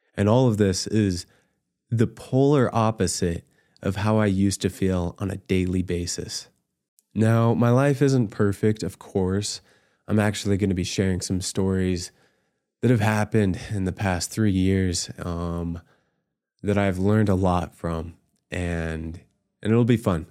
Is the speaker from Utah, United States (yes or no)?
yes; Utah, United States; also born or lived in Virginia / Scotland / Ireland; I was born in Virginia, raised in Utah, and served in Scotland and Ireland.